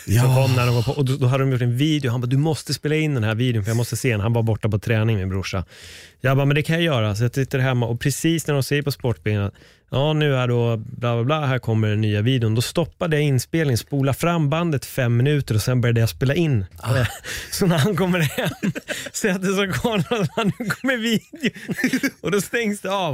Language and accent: Swedish; Stockholm, Stockholm County, Sweden; jag är född på SÖS